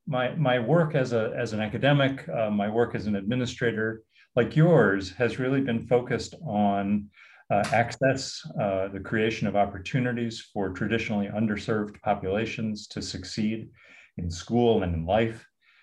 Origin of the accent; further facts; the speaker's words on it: San Rafael, California, United States; also born or lived in Stanford, California; I'm a Californian. I was born in Northern California. In San Rafael